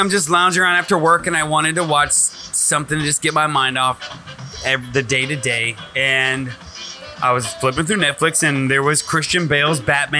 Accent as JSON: {"language": "English", "country": "Austria", "said": "I am from Austria."}